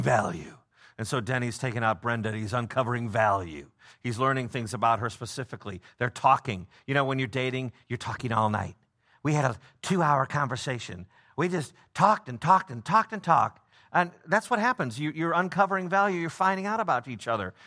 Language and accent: English; Prospect Heights, Illinois, United States; I'm from Prospect Heights," but I say I'm from Chicago 'cause it's a twenty-seven minute drive to, to downtown